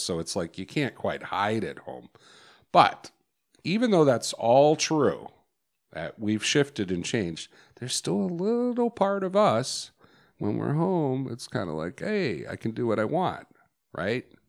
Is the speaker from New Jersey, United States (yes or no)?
no; Chicago, Illinois, United States; I grew up in Chicago